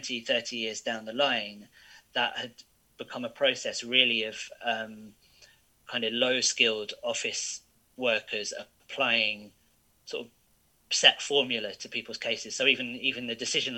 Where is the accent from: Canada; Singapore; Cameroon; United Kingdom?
United Kingdom; I was born here. I'm a British citizen